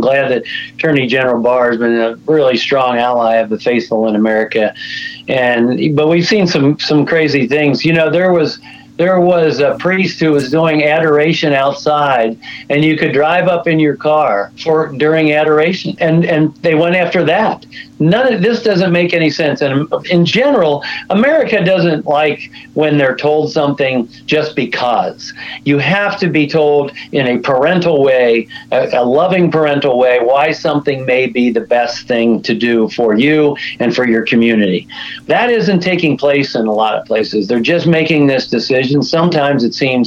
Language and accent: English; United States; as American people